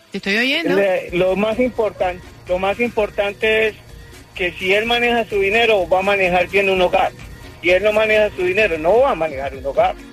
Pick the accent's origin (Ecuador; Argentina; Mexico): Ecuador; Ecuador, mi amor.